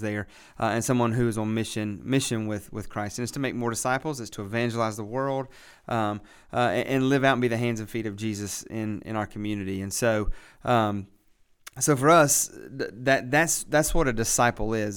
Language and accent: English; West Virginia, United States; moved away as an adult; also born or lived in Lynchburg, Virginia; now in Boiling Springs, United States; I am originally from West Virginia. Uh, grew up out in the country, um, just in West Virginia